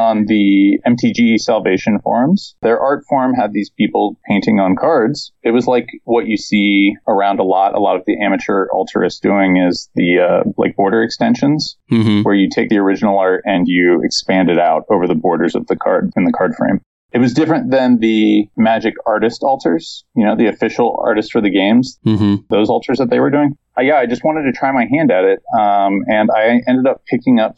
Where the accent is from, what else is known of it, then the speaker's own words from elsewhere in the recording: Cincinnati, Ohio, United States; I am originally from Ohio, around the Cincinnati area